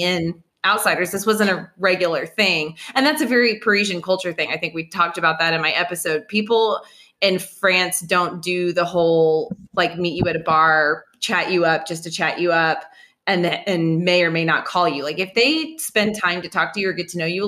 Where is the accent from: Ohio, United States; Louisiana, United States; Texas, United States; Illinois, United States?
Texas, United States; Austin; living here in Austin, like I am, and I'm from Austin